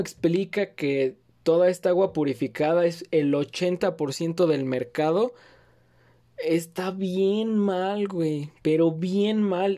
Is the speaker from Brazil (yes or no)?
no; Mexico; viven en mi país